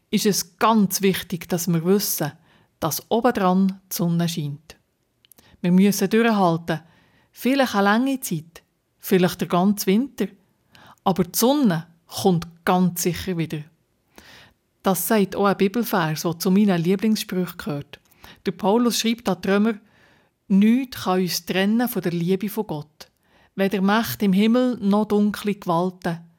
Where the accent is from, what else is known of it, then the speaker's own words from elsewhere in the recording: Bernese Oberland, Switzerland; Bei uns im Berner Oberland auf dem Bödeli